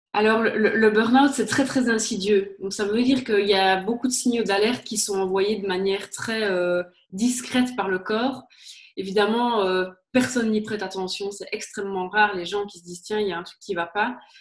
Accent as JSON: {"language": "French", "town": "Liège", "region": "Wallonia", "country": "Belgium", "accent": "Liège", "said": "d'où je viens, je suis liégeoise, comme ça s'entend très très certainement."}